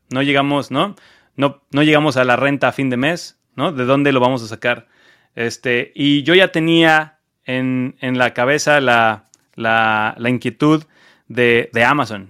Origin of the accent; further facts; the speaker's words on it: Cancún, Quintana Roo, Mexico; moved away as an adult; also born or lived in Mexico City, Mexico / Las Vegas, United States; now in United States; yo soy mexicano, como ya habrán escuchado, este, yo soy de Cancún